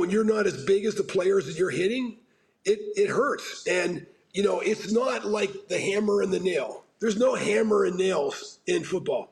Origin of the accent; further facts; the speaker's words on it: Pittsburgh, Pennsylvania, United States; moved away; growing up in Pittsburgh